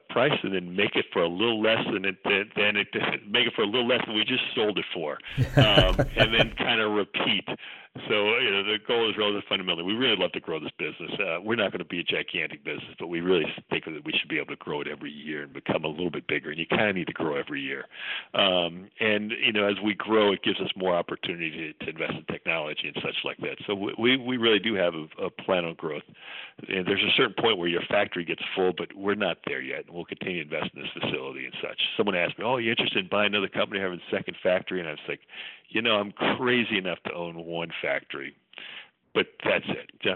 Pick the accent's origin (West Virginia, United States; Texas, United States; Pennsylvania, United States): West Virginia, United States; I grew up in West Virginia, so I'm just totally biased and have a great pride, colloquial pride in being from West Virginia